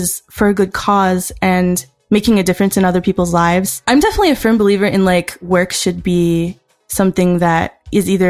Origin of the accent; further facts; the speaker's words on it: Maryland, United States; moved away as an adult; now in Southern California, United States; I moved from Maryland. I'd lived there my whole life